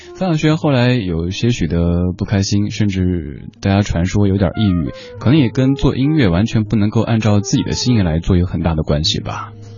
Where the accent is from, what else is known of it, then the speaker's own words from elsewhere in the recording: Chengdu, Sichuan, China; moved away; 我的家乡成都那边儿